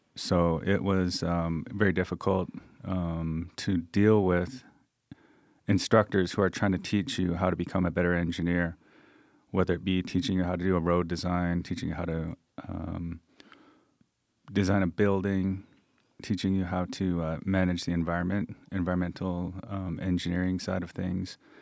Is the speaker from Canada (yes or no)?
yes; Coast Salish Territories, British Columbia, Canada; also born or lived in Thunder Bay / Victoria; I'm from the Stallow Nation, which is the Coast Salish Territories in, uh, the, on the West Coast